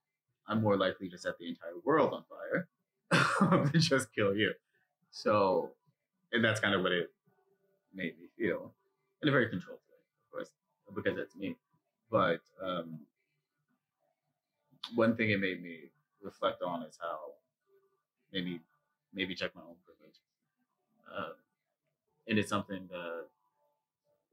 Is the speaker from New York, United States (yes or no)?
yes; New York City, New York, United States; I grew up in Jamaica, Queens, and Harlem